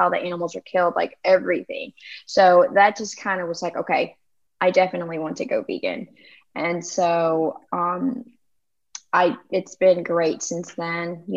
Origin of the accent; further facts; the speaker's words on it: Memphis, Tennessee, United States; I am from Memphis, Tennessee